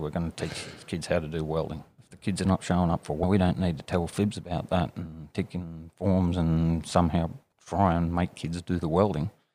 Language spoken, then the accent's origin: English; Armidale, New South Wales, Australia; also born or lived in Sydney; grew up in Armidale. Well, I did my primary school years there and then high school in uh, Sydney